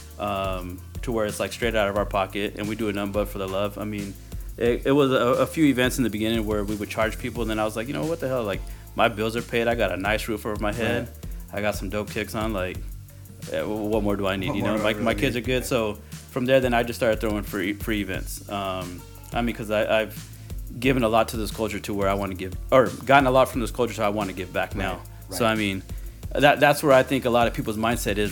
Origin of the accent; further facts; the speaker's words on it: next to Walla Walla, the corner of Washington, United States; I'm from the corner of Washington